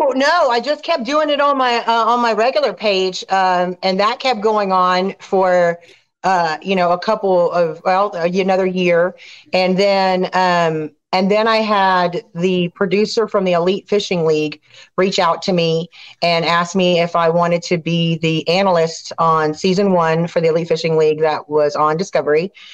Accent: Clear Lake, Texas, United States; also born or lived in Raceland, Louisiana; I grew up in Clear Lake. I was born actually in Raceland, Louisiana, down in the south.

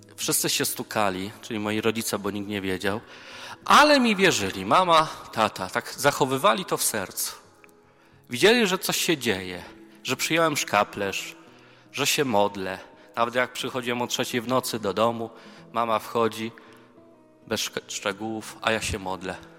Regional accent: near Częstochowa, Silesian Voivodeship, Poland; Ja pochodzę z okolic Częstochowy, więc tam moja mama mnie urodziła.

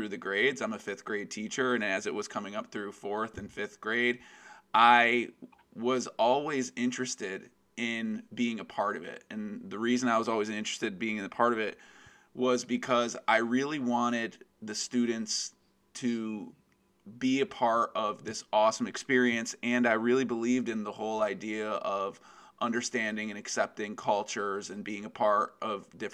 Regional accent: Westchester County, New York, United States; I am from Westchester County, New York in the United States

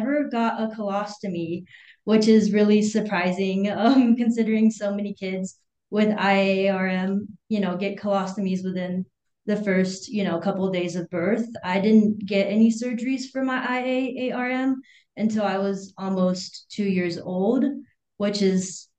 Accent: Hangzhou, Zhejiang, China; born there; Yeah, so I was born in China in the city of Hangzhou, and I was with my biological mother for a little while

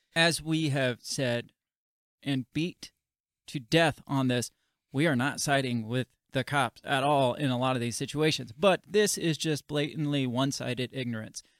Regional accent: United States

